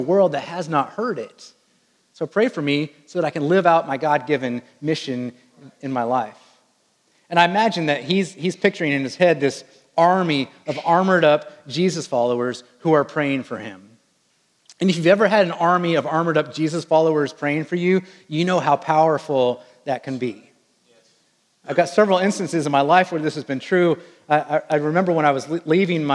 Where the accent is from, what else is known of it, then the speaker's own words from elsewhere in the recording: Wichita, Kansas, United States; I was raised in what they call the air capital of the world, Wichita, Kansas, and there is a good chance that you have flown on a plane that was built in my hometown